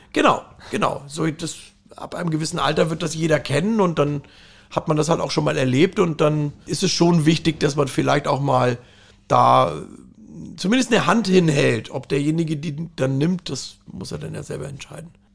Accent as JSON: {"language": "German", "town": "Fürstenfeldbruck", "region": "Bavaria", "country": "Germany", "tie": "born or raised there", "also_born_or_lived": "Saarland", "moved": "yes", "lives_now": "Hamburg, Germany", "said": "aufgewachsen bin ich dann in Bayern, was letztendlich in der Nähe von München"}